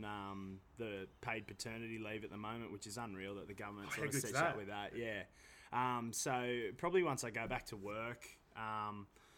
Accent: Bathurst, New South Wales, Australia; moved away as an adult; now in Newcastle, Australia; I'm born and bred in Bathurst, and then I moved up to Newcastle in 2016

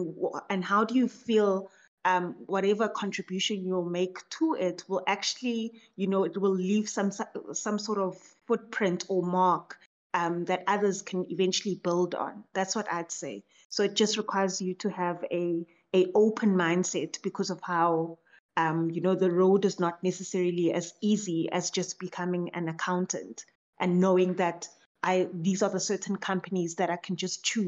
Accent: South Africa; Yes, and I'm still in South Africa. Yes.

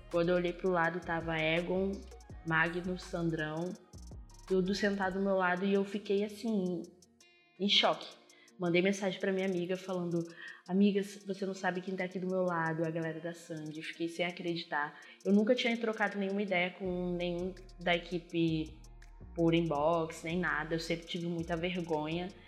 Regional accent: Arraial do Cabo, Rio de Janeiro, Brazil; born there; also born or lived in Natal; eu nasci em Arraial do Cabo, mas morava em Natal até o ano passado.

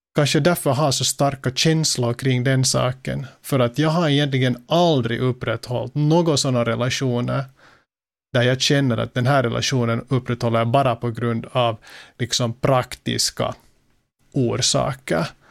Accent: Finland; Som finländare

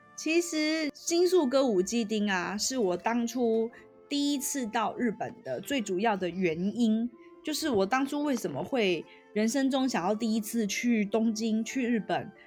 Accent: Taiwan; also born or lived in Tokyo, Japan; 就如果我是台湾人来说的话

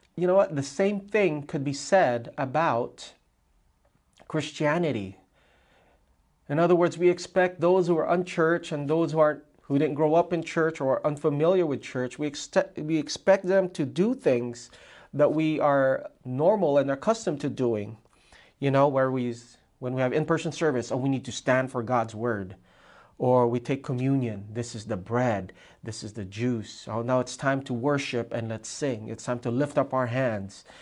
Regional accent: Hawaii, United States; in Hawaii

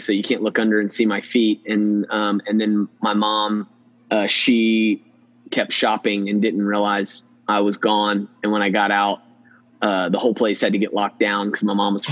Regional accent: Snellville, Georgia, United States; a church in my hometown

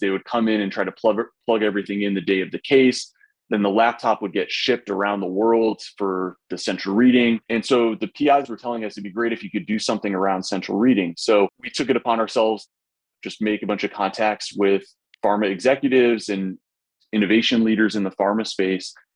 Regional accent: Indianapolis, Indiana, United States; my hometown of Indianapolis

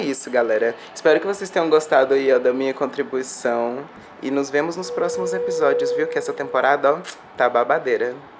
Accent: Brasília, Federal District, Brazil; eu tô aqui, ó, na Santa Maria, Distrito Federal, nesse momento, gravando esse vídeo. Uma quebrada aqui do Distrito Federal, fronteira DF, Goiás.

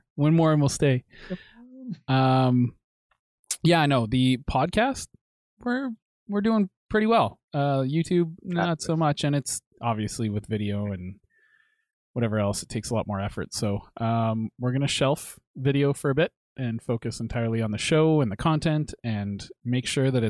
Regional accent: Canada; That's with a U because we're Canadian.

